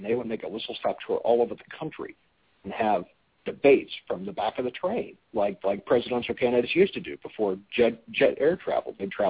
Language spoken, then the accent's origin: English; Texas, United States; moved away; having grown up in Texas, the people of Texas every now and then really make me proud that I came from Texas